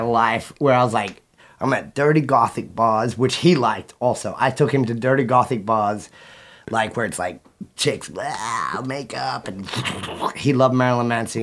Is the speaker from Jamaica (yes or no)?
no; Australia; moved away as an adult; now in United States; I left Australia